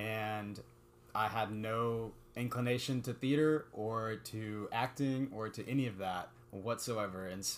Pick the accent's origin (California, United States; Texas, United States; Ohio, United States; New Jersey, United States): Texas, United States; Houston; moved away as an adult; also born or lived in Arkansas; now in Clemson, United States; I'm currently in Clemson with Philip, and I'm a graduate student in engineering. I'm originally from Houston, Texas, and I went to undergraduate school at the University of Arkansas.